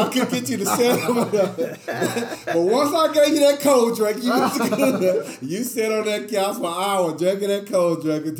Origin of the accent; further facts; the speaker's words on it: Preston Taylor, Tennessee, United States; when we grew up in Preston Taylor